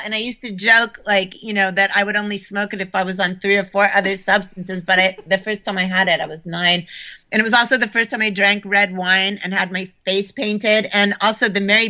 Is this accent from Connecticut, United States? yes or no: yes; Connecticut, United States; also born or lived in upstate New York; I when I was really small, I lived in upstate New York on a farm. And then by the time I was nine, I was living in Connecticut, and my mom was teaching at Wesleyan University.